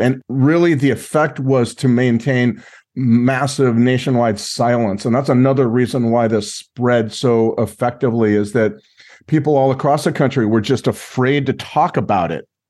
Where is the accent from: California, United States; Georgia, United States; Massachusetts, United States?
California, United States; Los Angeles; also born or lived in Mexico; I'm from Los Angeles area